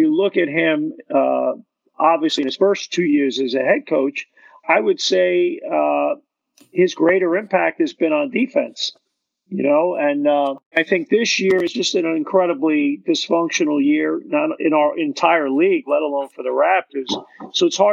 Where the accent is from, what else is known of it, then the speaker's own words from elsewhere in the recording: New York City, New York, United States; now in Toronto, Canada; As a guy who grew up in Brooklyn